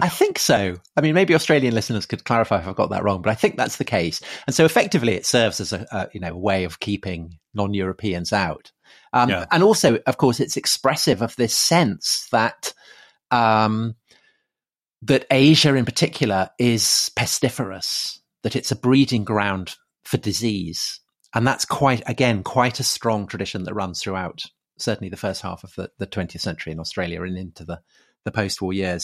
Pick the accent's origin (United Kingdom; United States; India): United Kingdom; being British